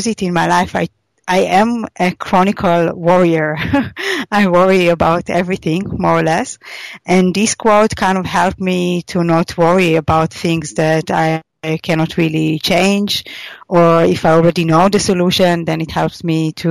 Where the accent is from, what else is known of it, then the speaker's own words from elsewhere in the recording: Israel; moved away; I come originally from Israel, and there it's very common that people travel after their army service to India.